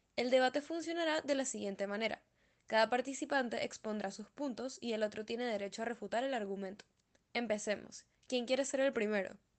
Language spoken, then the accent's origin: Spanish; Venezuela; nos caracterizan como venezolanos